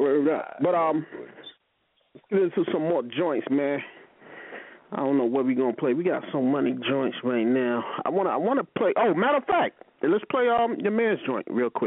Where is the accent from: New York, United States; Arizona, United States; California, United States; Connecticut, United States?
New York, United States; New York City; I'm from Queens